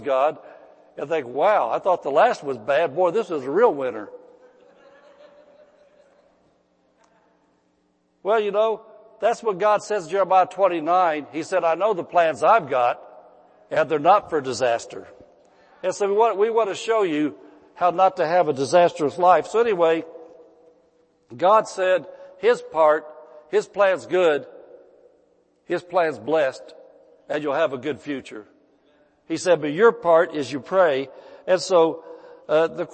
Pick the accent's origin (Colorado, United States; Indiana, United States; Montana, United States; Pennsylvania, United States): Indiana, United States; moved away as an adult; now in California, United States; when Mrs. Pastor and I moved from Indiana to California